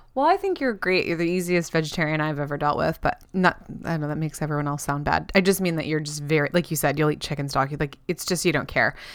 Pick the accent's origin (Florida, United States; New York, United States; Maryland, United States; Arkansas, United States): Florida, United States; we grew up in Florida.